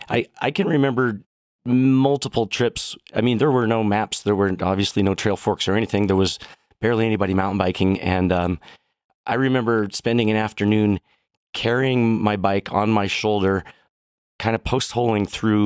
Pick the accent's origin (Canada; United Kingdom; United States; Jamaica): Canada; Sylvan Lake, Alberta; Yeah, so I grew up in Sylvan Lake in Red Deer, Alberta.